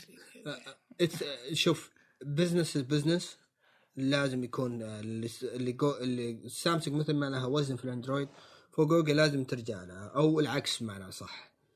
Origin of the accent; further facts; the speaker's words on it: Saudi Arabia; عندنا في السعودية